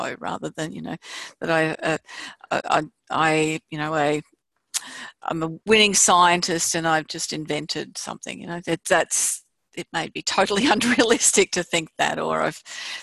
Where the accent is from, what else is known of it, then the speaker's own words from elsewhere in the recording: Australia; we're from Australia